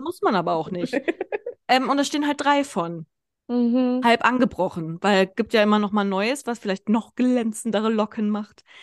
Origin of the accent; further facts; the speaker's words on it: Kassel, Hesse, Germany; moved away as an adult; now in Konstanz, Germany; meine Heimatstadt Kassel